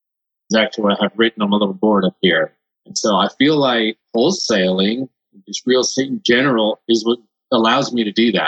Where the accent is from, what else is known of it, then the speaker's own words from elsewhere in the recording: Costa Rica; moved away; So I'm from Costa Rica originally. So that's why I speak Spanish.